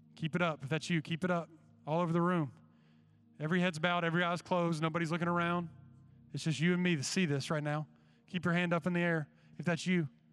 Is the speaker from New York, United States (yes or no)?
no; Georgia, United States; when I was growing up in Georgia